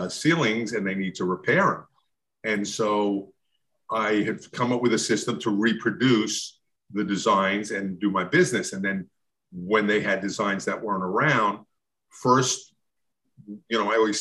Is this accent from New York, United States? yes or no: yes; New York, United States; moved away; I'm originally from New York